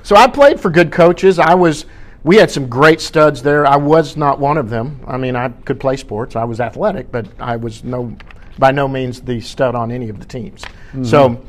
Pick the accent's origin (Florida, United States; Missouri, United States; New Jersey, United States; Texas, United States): Texas, United States; Duncanville; it's a big town, but I grew up in Duncanville, Texas.